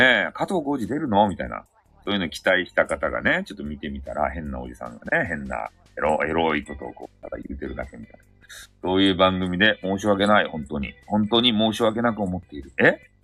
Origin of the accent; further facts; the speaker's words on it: Fukuoka, Japan; accent: Hakata dialect; 博多弁昔話の、あの、語り部